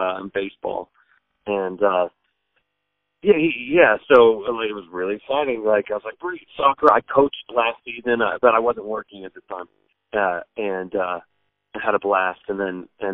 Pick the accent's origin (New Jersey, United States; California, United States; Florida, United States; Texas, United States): California, United States; Sacramento; moved away as an adult; now in East Coast, United States; my wife's from L.A., I'm from Sacramento. We're both California people